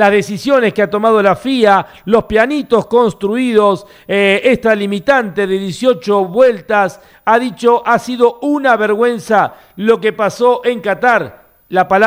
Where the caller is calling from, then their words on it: Argentina; Soy … de McLaren, Argentina.